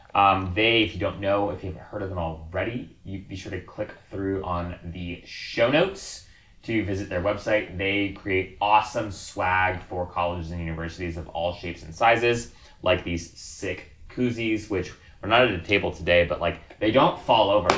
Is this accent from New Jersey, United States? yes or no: no; Hawaii, United States; the place I was born and raised in Hawaii